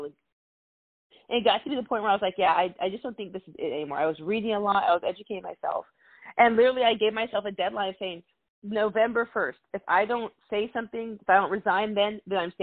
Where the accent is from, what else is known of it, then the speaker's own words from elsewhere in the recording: Arizona, United States; moved away as an adult; also born or lived in Alabama; I grew up in Arizona, so I grew up in a majority-minority city.